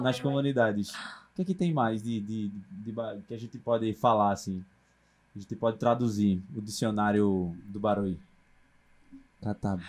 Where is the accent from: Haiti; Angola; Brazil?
Brazil; Recife, Pernambuco; eu sou do Ibura